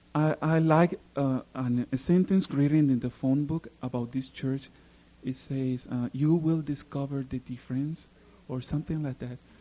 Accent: Puerto Rico; English is a second language; I come from Puerto Rico. I live in the south part of Puerto Rico.

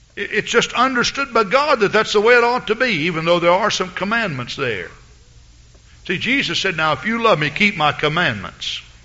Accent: Henderson, Texas, United States; moved away; I'm from Henderson, Texas

